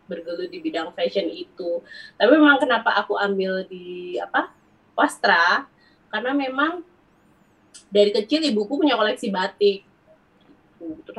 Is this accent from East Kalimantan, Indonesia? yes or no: no; Wonosobo, Central Java, Indonesia; now in Bekasi, Indonesia; Enggak sih, aku besar di Jawa. Jadi aku tinggal di Bekasi, di Jakarta itu karena aku kerja